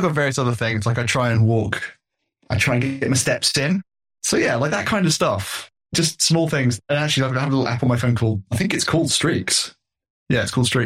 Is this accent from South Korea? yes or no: no; United Kingdom; as a British man